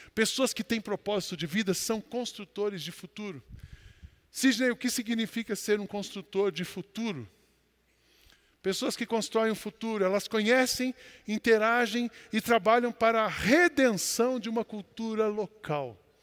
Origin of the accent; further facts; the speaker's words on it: Brazil; Eu sou brasileiro, eu amo o nosso país.